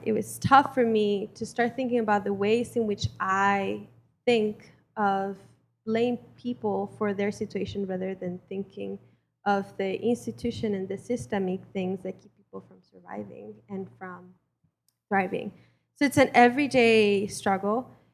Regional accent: Mexico; now in United States; I was born and raised in Mexico

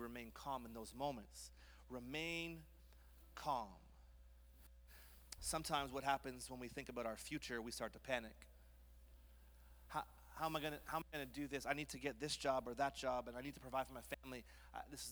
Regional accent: Montreal, Quebec, Canada; I grew up in Montreal

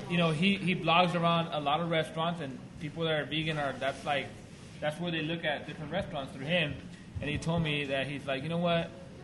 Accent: Whittier, California, United States; I'm from Whittier

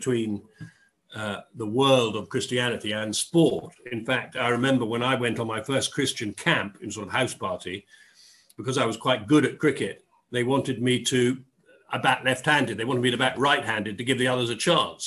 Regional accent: Dorset, South West England, United Kingdom; moved away; also born or lived in Oxford / London; I grew up in Dorset.

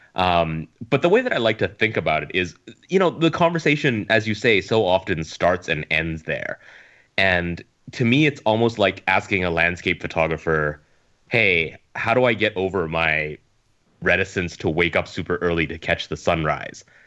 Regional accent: Edmonton, Alberta, Canada; moved away as an adult; now in Hong Kong; I'm Canadian, uh, Chinese Canadian. So I grew up in Edmonton

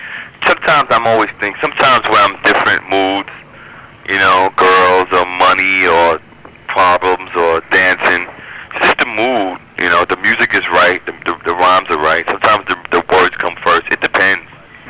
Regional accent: New York City, New York, United States; now in Manhattan, United States; I grew up in Brooklyn

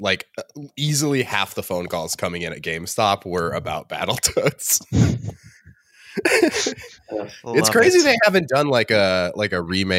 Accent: Los Angeles, California, United States; It's so funny to me that growing up in Los Angeles, you can't become a 6-year-old without like seeing like improv everywhere sketches happening in front of you.

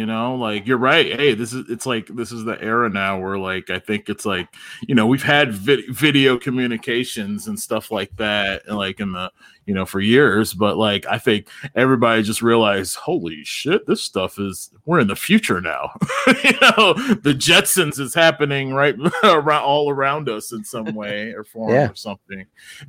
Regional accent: Ann Arbor, Michigan, United States; also born or lived in Ypsilanti; Born and raised in Ann Arbor, Michigan.

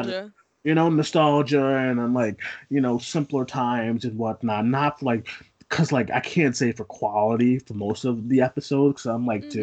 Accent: Boston, Massachusetts, United States; We're both from Boston

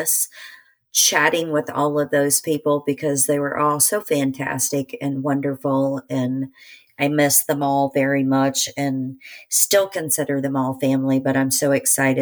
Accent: Indiana, United States; I grew up in Indiana

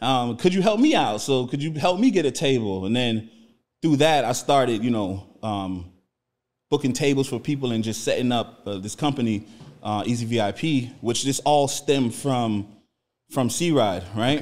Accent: Miami, Florida, United States; also born or lived in New Orleans, Louisiana; I was born in New Orleans, but I grew up in Miami, Florida. I've been in Miami since I was like, I don't know, like five years old. So, I'm from Miami

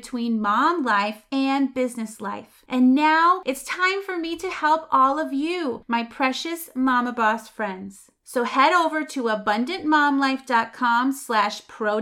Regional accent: Massachusetts, United States; I'm from Massachusetts. We say wicked.

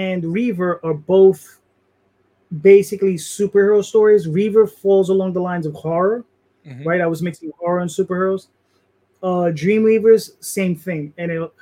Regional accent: New York, United States; I'm Hispanic, you're Hispanic, we're Puerto Rican, we're from New York

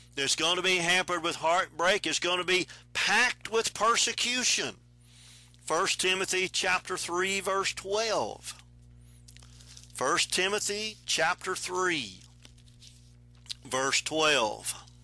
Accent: Texas, United States; I'm from Texas. We traveled caliche roads

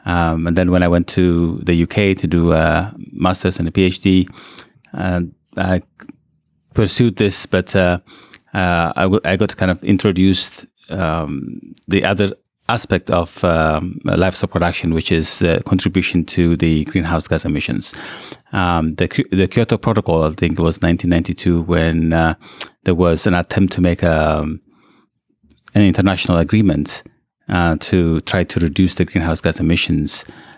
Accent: Eritrea; also born or lived in Ethiopia; So I was born in Ethiopia, and then I grew up in Eritrea.

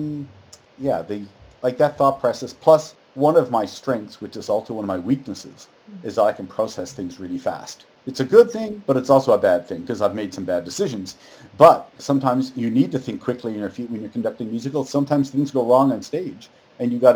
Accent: Newfoundland and Labrador, Canada; moved away; I'm from Newfoundland and we graduate after grade 11, at least when I was going there

